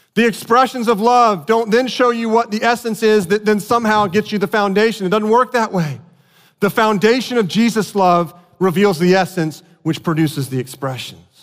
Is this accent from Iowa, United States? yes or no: no; South Florida, United States; moved away; I grew up in South Florida.